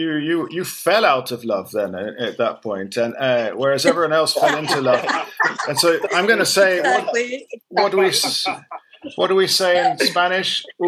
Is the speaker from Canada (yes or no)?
no; London, United Kingdom; I'm born and raised in London, unusual, but I was born and raised as an English person in London.